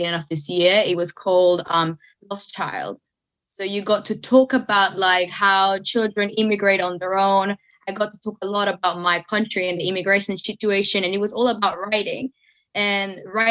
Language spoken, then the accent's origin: English; El Salvador; English is a second language; now in United Kingdom; I'm from El Salvador, Central America